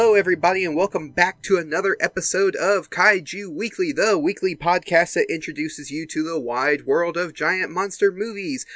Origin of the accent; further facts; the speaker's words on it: Mississippi, United States; we're not under lockdown here in my home state.